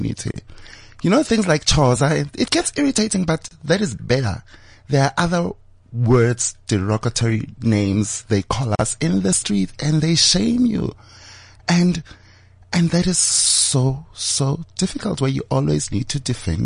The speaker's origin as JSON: {"language": "English", "town": "Johannesburg", "region": "Gauteng", "country": "South Africa", "tie": "born or raised there", "said": "Born and bred in Gomorrah"}